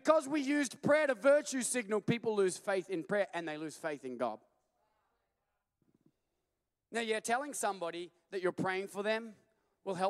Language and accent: English; Australia; we're from Australia